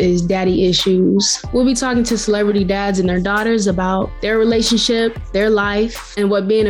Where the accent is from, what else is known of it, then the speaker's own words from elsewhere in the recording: Los Angeles, California, United States; I grew up in LA.